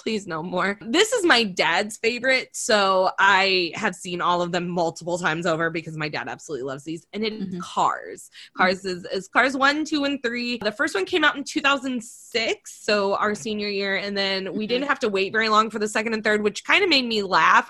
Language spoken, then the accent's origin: English; Indiana, United States; we grew up in Indiana, so NASCAR and Indy 500 and all the things were huge.